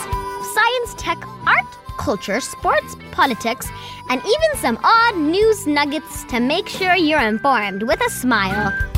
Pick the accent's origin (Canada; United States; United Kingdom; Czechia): United Kingdom; now in New Delhi, India; I was born in Britain